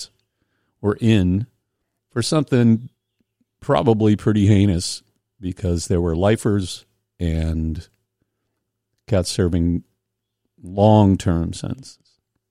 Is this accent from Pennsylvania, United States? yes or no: yes; Indiana, Pennsylvania, United States; moved away; I grew up in Western Pennsylvania, coal mining, North Appalachia